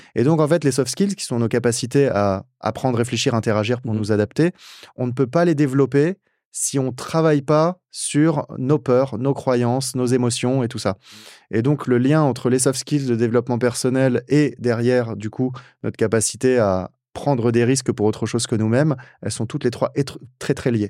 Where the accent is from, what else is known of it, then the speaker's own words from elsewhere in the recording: France; en tant que français